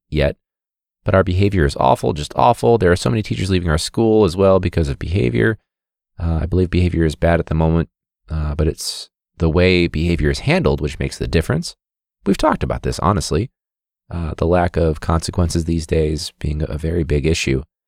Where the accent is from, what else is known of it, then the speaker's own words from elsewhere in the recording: United States; I'm American.